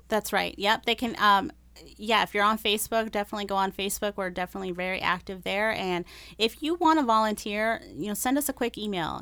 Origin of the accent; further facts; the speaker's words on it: Las Vegas, Nevada, United States; first language Spanish; English is a second language; moved away as an adult; now in Rochester, United States; I was born and raised in Las Vegas